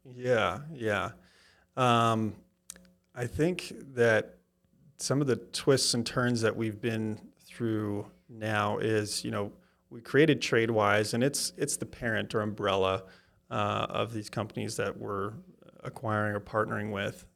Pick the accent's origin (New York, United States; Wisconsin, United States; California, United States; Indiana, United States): Wisconsin, United States; now in Kansas City, United States; I'm from Wisconsin, so I kinda have the, gonna be Packers in my blood